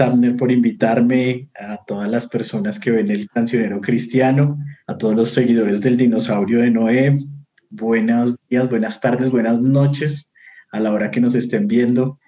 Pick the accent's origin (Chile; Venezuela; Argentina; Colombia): Colombia; Bogotá; yo soy de Bogotá, Colombia